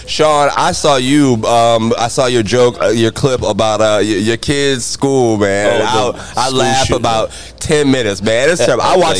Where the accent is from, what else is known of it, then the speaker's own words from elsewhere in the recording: Jacksonville, Florida, United States; I grew up in Jacksonville, so I didn't know this was over here at all.